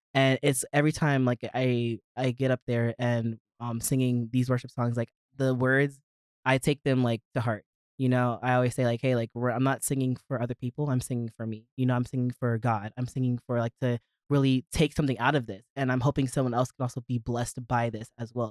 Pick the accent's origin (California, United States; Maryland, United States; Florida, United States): Maryland, United States; moved away as an adult; I'm originally from Maryland. Okay. Lived there my entire life, was born and raised